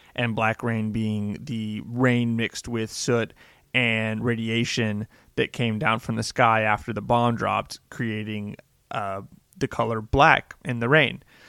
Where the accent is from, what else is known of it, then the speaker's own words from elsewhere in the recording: United States; I'm an American